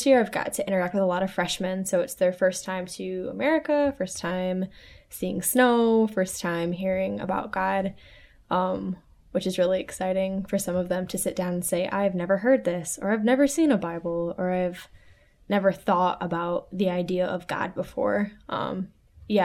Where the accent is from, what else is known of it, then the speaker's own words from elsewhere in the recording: Taylor, Michigan, United States; I grew up in Taylor, Michigan